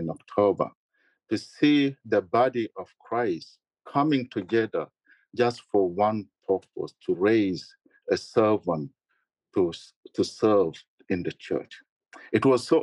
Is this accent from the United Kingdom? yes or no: no; South Sudan; now in Michigan, United States; Growing up in South Sudan